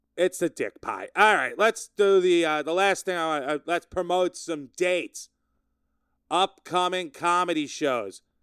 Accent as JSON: {"language": "English", "town": "Sayville", "region": "New York", "country": "United States", "tie": "born or raised there", "said": "I'm in my hometown, my hometown of Sayville. Sayville, Long Island"}